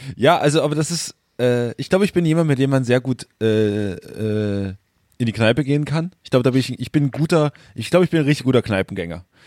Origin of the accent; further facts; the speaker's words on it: Großröhrsdorf, Saxony, Germany; moved away; da, äh, wo ich herkomme, äh, im Webhaus in Großröhrsdorf